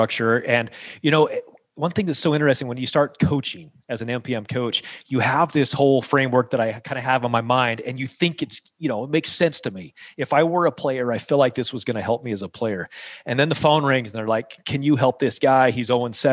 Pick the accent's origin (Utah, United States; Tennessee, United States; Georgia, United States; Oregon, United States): Utah, United States; St. George; in St. George here in my hometown